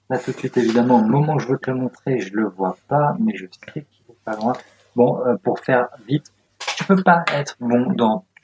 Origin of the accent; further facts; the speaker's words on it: Strasbourg, Grand Est, France; born there; also born or lived in Auxerre / Agen / Guéret / Bordeaux; now in Paris, France; moi je suis provincial, hein. je suis pas parisien du tout. J'ai, je suis né à Strasbourg, ensuite j'ai bougé partout, euh, Auxerre, Agen, euh, non même pas, Guéret, Agen, Auxerre, le bassin d'Arcachon, Bordeaux, Grenoble, enfin beaucoup bougé avant d'arriver à Paris